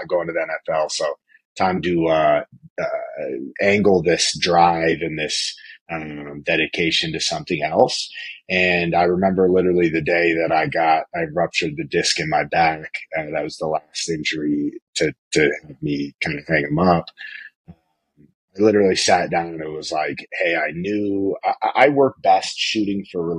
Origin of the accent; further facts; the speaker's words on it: Lincoln, Nebraska, United States; moved away as an adult; now in Denver, United States; So I'm originally from Lincoln, Nebraska. I grew up, in Lincoln